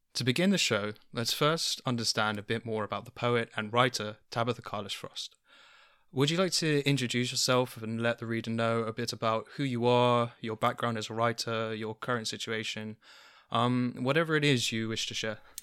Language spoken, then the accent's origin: English; London, United Kingdom; I grew up in London